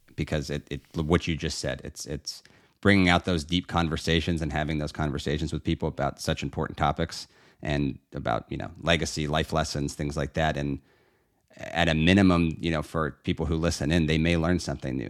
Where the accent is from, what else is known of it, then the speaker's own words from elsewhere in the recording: Pittsburgh, Pennsylvania, United States; now in Florida, United States; proudly born and raised in the great city of Pittsburgh, Pennsylvania